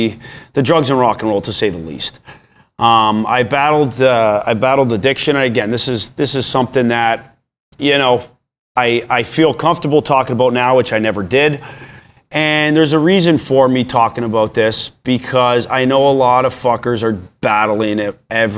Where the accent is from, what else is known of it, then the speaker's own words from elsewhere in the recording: Vaughan, Ontario, Canada; I grew up in Vaughan, Ontario. Hockey was life.